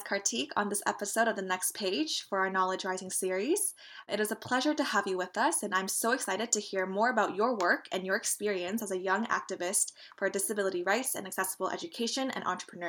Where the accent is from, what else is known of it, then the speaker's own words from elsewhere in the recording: Toronto, Ontario, Canada; I'm from Toronto, and I'm also a recent graduate of Ryerson University